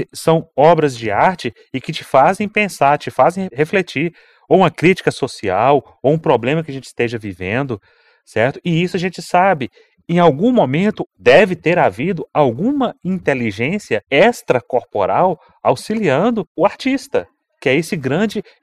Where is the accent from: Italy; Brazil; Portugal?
Brazil; Minas Gerais; Não é porque eu sou mineiro